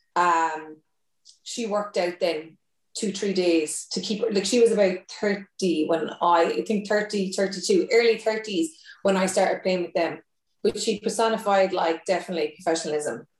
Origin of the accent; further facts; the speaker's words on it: Thurles, Munster, Ireland; moved away; also born or lived in Cork; I'm originally from Tip